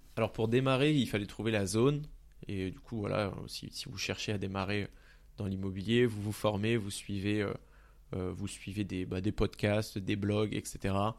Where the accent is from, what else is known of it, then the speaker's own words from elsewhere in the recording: Pontault-Combault, Île-de-France, France; j'ai grandi dans le 77, dans la ville de Ponto-Combo